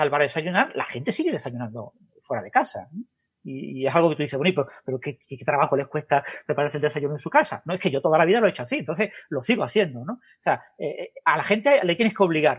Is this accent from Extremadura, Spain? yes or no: no; Andalusia, Spain; now in Málaga, Spain; el carácter andaluz, por ejemplo, del sur de España